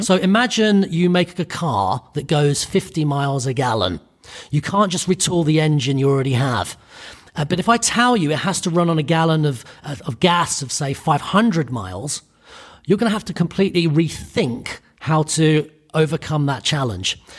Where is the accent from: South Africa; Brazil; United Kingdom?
United Kingdom; I'm Irish Italian. I grew up in the U K. So I'm a, I'm British.